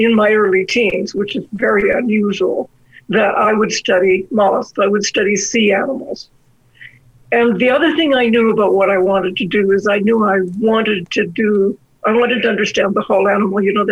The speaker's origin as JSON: {"language": "English", "town": "Victoria", "region": "British Columbia", "country": "Canada", "tie": "born or raised there", "moved": "yes", "lives_now": "Alberta, Canada", "said": "I grew up in Victoria"}